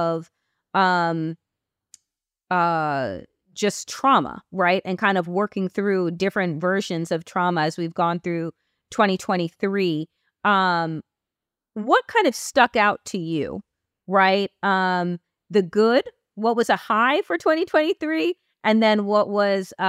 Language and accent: English; Long Island, New York, United States; moved away; I am originally from Long Island